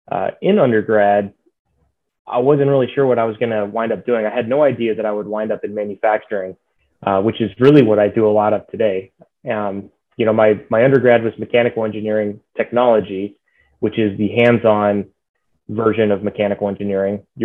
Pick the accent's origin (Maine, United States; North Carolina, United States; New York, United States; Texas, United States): Texas, United States; Dallas; also born or lived in Denton, Texas; I live in Texas. I grew up in Texas, um, born in the Dallas area, and um, born here. Grew up through school, through high school, and um, went to undergrad at the University of North Texas, up in Denton